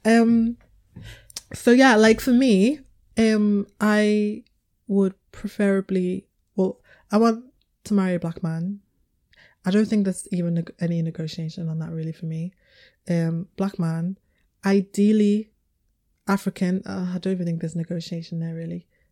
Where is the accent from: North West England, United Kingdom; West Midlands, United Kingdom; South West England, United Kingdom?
North West England, United Kingdom; Liverpool; I was raised in Liverpool